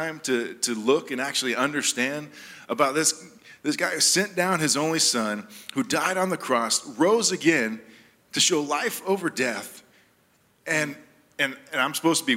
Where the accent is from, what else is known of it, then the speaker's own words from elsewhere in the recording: Jamaica; moved away; I was born in Jamaica, so I am Jamaican